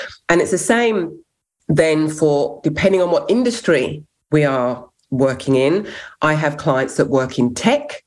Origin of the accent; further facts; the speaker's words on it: England, United Kingdom; first language English; now in Australia; So I'm English, born in England, but fostered to five white families growing up